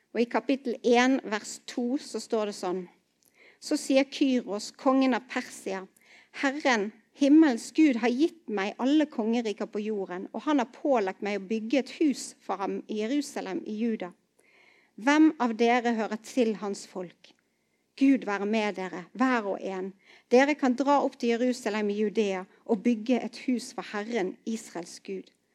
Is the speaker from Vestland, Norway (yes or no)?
yes; Bergen, Vestland, Norway; also born or lived in Arna; jeg vokste opp i Betel i Bergen